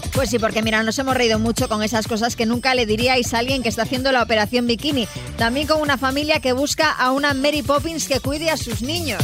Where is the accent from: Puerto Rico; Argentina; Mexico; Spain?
Spain; Esplugues de Llobregat, Catalonia; Que es de mi pueblo, Javi, que yo soy de Esplugas también.